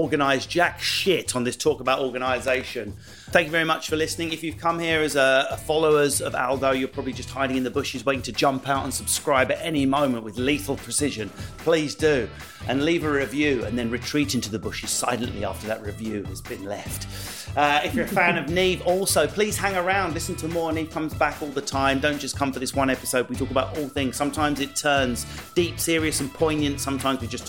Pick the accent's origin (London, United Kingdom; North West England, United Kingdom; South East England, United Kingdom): South East England, United Kingdom; where I come from in the southeast